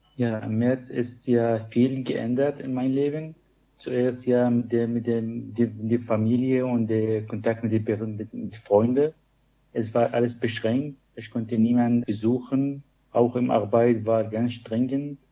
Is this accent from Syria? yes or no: yes; Syria; German is a second language; moved away as an adult; also born or lived in Greifswald; ich komme aus Syrien